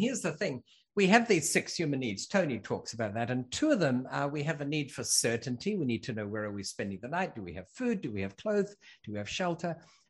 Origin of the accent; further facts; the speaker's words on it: New Zealand; born there; I was born in New Zealand. We're from all over. I went to school in six countries.